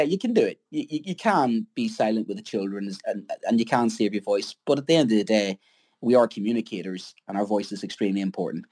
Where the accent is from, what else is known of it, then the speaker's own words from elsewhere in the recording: Ireland; being an Irishman